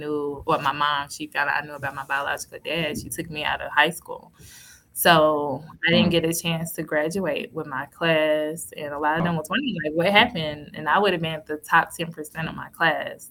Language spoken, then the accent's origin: English; Cedar Hill, Texas, United States; I'm from Cedar Hill in Texas.